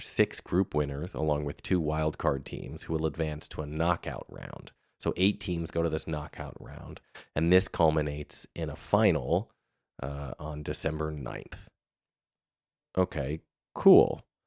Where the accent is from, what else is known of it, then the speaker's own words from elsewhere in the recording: Northeast, United States; moved away; also born or lived in Michigan; I grew up in the Northeast